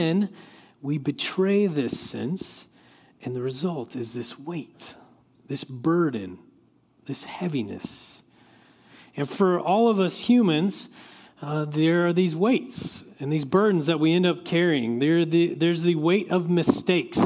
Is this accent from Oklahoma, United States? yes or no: yes; Oklahoma, United States; now in California, United States; I grew up in Oklahoma.